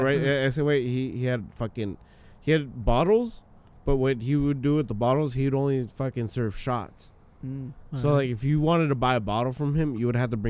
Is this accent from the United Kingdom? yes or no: no; Michoacán, Mexico; moved away; We're from Michoacan.